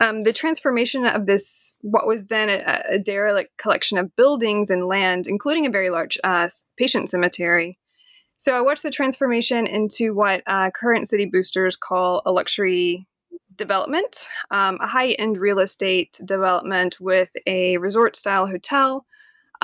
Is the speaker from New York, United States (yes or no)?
no; Knoxville, Tennessee, United States; now in Staunton, United States; I am from Knoxville, Tennessee